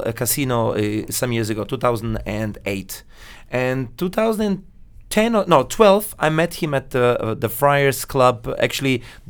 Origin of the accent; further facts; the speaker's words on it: Italy; English is a second language; now in Vienna, Austria; my parents come from Naples, and I was born in Vienna, in Austria. {S0} Hmm. {S2} And I was raised the first 7 years of my life in Italy. Then I went to Vienna.